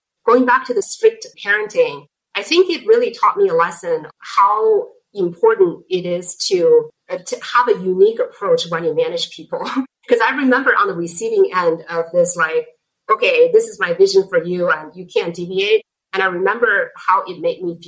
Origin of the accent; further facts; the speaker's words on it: Beijing, China; English is a second language; moved away as an adult; now in United States; I grew up in Beijing and I went to college in Beijing